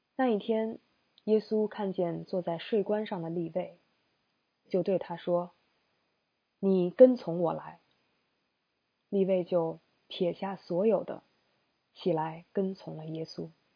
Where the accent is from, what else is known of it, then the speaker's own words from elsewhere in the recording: China; 我们中国人